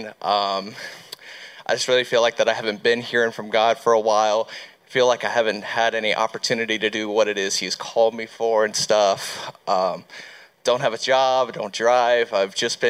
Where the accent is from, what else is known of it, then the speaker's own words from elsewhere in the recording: Fort Mill, South Carolina, United States; I'm from Fort Mill, South Carolina